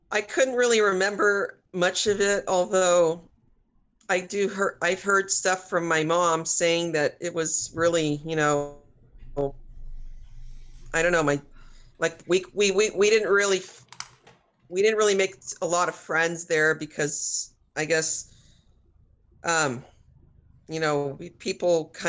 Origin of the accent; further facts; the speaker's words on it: Chicago, Illinois, United States; also born or lived in New Jersey; when I was born in Jersey, I don't remember anything of it because I was we moved to Chicago right afterwards, like about nine months after my birth.